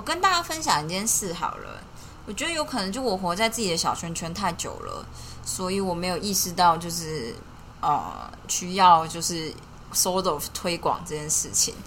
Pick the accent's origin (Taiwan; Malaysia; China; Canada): Taiwan; 我们就是身为台湾人